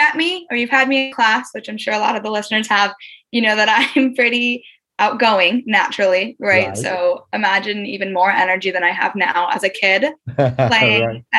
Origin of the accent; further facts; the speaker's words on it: Vancouver, Washington, United States; now in London, United Kingdom; I'm from Vancouver, Washington. So that means not the Vancouver, Canada.